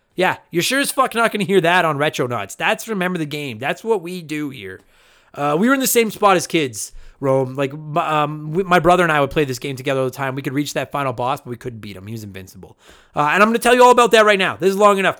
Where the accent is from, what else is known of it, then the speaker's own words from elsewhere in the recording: Alberta, Canada; accent: Alberta; that's my Alberta accent